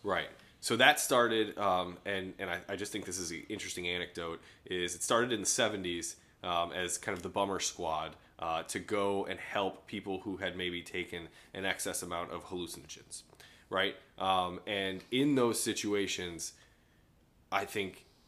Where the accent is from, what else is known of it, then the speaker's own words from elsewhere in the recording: Chicago, Illinois, United States; growing up in Chicago